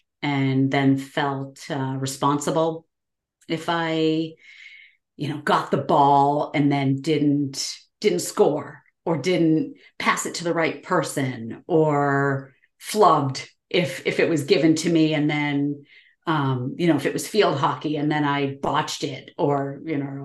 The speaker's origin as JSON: {"language": "English", "region": "New England", "country": "United States", "tie": "born or raised there", "said": "I grew up in New England, born and raised, and been here most of my life."}